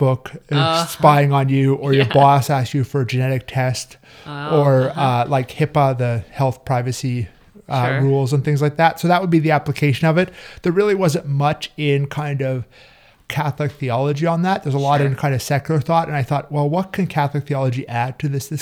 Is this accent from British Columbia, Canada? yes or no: no; Calgary, Alberta, Canada; moved away as an adult; I'm originally from Calgary, Canada. My whole family still lives up there